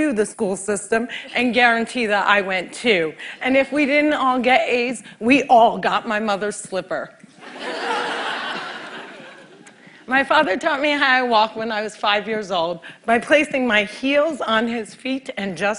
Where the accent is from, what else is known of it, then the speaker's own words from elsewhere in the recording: Cliffside Park, New Jersey, United States; Cliffside Park, New Jersey is my hometown